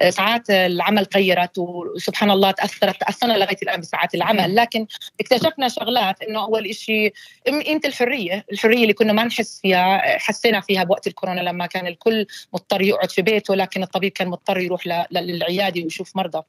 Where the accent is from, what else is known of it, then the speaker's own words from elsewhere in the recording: Jordan; first language Arabic; moved away as an adult; also born or lived in Ukraine; now in Australia; اصلي انا أيوة. آه، من الاردن